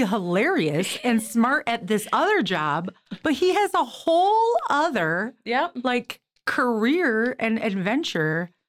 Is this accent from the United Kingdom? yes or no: no; Detroit, Michigan, United States; I'm from Detroit.